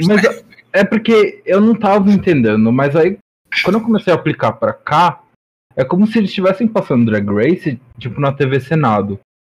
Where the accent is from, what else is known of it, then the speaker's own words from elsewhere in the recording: São Paulo, Brazil; uma bicha paulista